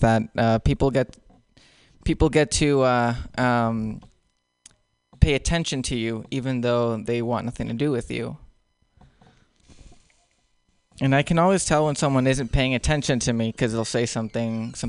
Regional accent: Nicaragua; English is a second language; now in United States; I grew up in Nicaragua my whole life

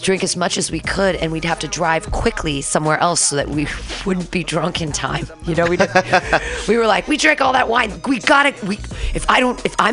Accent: Northern California, United States; also born or lived in San Diego, California / San Francisco, California; I was Northern California, then to San Diego, then back. I've never left California

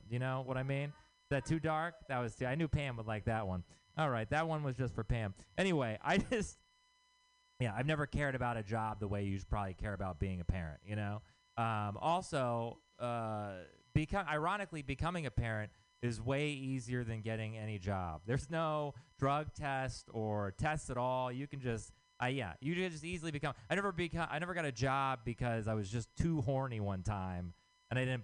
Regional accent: Texas, United States; moved away; I'm from Texas

